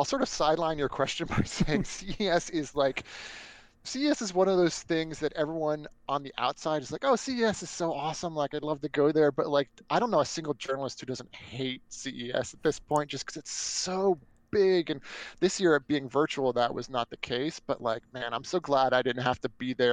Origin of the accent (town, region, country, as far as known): Northern Virginia, United States; born or raised there